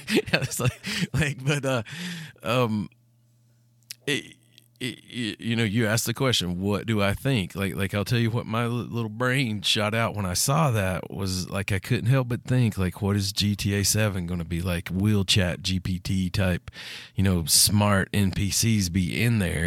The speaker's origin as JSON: {"language": "English", "country": "United States", "tie": "born or raised there", "said": "my hometown or any town in Tennessee or Kentucky"}